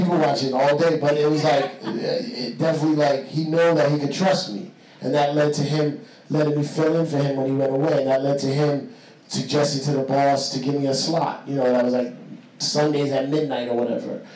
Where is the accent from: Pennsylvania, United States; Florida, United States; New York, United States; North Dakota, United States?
New York, United States; New York City; I'm Puerto Rican from the Bronx